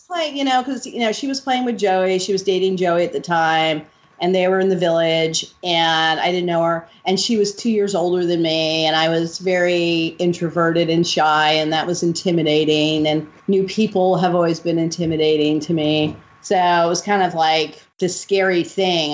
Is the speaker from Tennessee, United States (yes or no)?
no; New York City, New York, United States; I grew up in the Upper West Side.